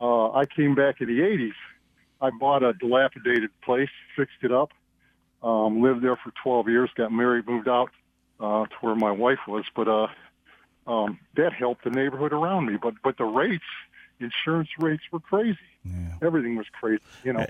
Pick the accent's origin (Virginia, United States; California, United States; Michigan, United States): Michigan, United States; Detroit; I grew up in Detroit, Davidson and Six Mile